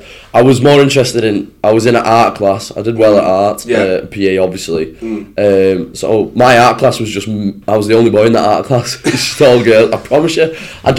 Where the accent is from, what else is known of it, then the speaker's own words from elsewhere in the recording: Wigan, North West England, United Kingdom; also born or lived in Skelmersdale; I went to school in Skem, which is, it's not the best area, but I actually went to high school in Wigan, which is how I ended up living in Wigan. We moved to Wigan